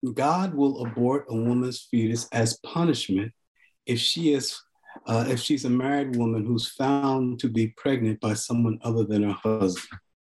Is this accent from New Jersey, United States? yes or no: yes; Newark, New Jersey, United States; also born or lived in Farmville, Virginia / East Orange, New Jersey; I was born in Farmville, Virginia, where uh, in Prince Edward County, where they close the schools rather than desegregate them. So in a way, you can say I was born in struggle. And uh, family moved north to Newark, um, and then later to East Orange